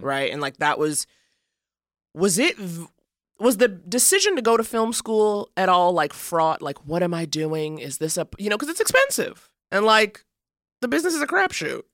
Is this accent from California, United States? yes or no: no; New York City, New York, United States; I grew up in Harlem